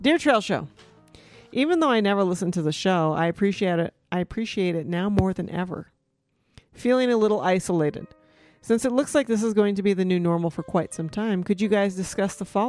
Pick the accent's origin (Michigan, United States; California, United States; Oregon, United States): Michigan, United States; now in Colorado, United States; I grew up in Michigan and I grew up in the woods